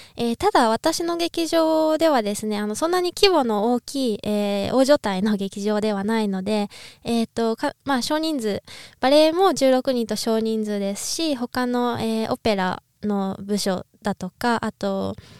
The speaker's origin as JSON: {"language": "Japanese", "region": "Niigata", "country": "Japan", "tie": "born or raised there", "moved": "yes", "lives_now": "Austria", "said": "新潟出身なんですけど"}